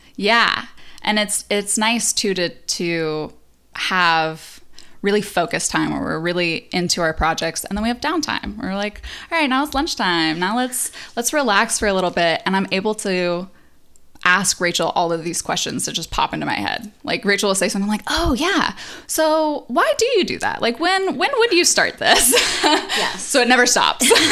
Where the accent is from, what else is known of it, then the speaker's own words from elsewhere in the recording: Phoenix, Arizona, United States; now in Los Angeles, United States; from Phoenix, Arizona